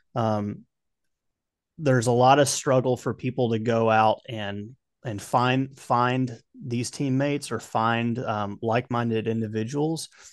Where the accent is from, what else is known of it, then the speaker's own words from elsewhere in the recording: Kentucky, United States; now in Tennessee, United States; Growing up in Kentucky